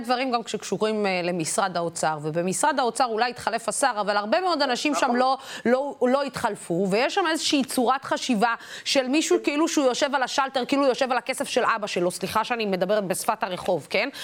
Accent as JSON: {"language": "Hebrew", "area": "Beersheba or Dimona", "region": "Southern District", "country": "Israel", "moved": "yes", "said": "לגור בבאר שבע או לגור בדימונה, אה, לצורך העניין מאיפה שאני מגיעה"}